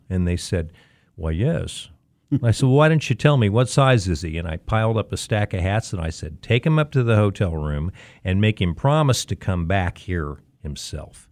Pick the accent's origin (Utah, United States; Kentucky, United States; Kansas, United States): Kansas, United States; Wichita; grade school, Irving, then Riverside, then Marshall, then North High. Everyone in my family, f, two generations, attended North High School.